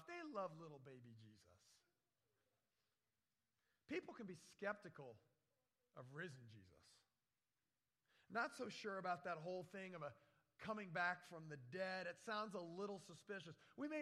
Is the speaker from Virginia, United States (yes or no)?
yes; Virginia, United States; moved away; also born or lived in Florida / Wisconsin; the mountains I grew up in Virginia.